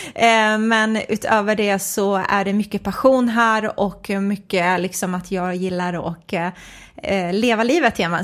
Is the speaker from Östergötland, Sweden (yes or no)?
no; Nacka, Stockholm County, Sweden; är uppvuxen i en förort i Stockholm, en förort som heter Fisksätra